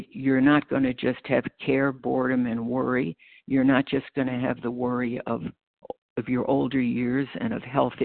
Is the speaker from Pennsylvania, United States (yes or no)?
no; Freeport, New York, United States; born or raised there; accent: American; moved away as an adult; also born or lived in Brooklyn, New York / Chicago, Illinois; now in Batavia, United States